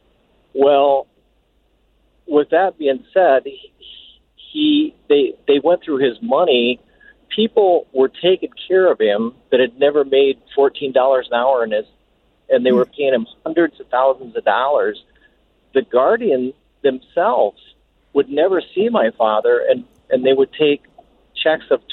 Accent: Iowa, United States; I'm from Iowa

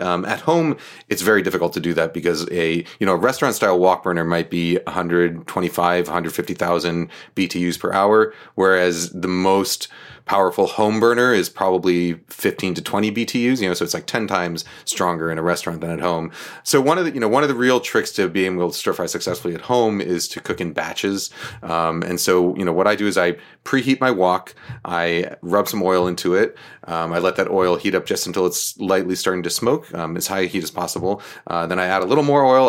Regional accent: New York, United States; born or raised there; also born or lived in Boston

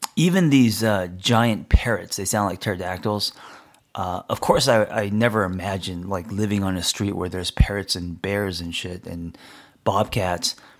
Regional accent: Los Angeles, California, United States; I grew up in L

